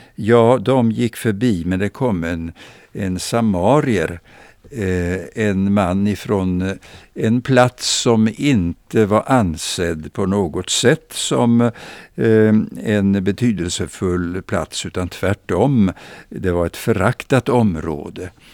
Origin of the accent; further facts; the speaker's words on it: Växjö, Kronoberg County, Sweden; jag minns min barndom i Växjö